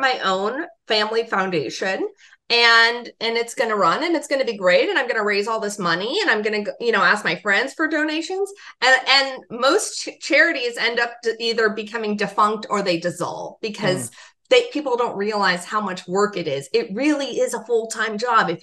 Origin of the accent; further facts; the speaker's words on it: Los Angeles, California, United States; growing up in Los Angeles